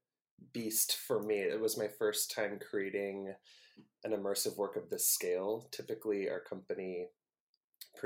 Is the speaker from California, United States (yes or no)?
yes; the Bay Area, California, United States; I'm from the Bay